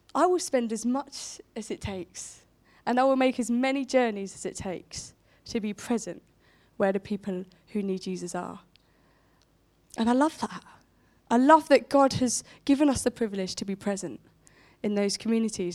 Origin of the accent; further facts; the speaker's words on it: Portsmouth, South East England, United Kingdom; moved away as an adult; now in Romsey, United Kingdom; a Pompey gal, I grew up in Portsmouth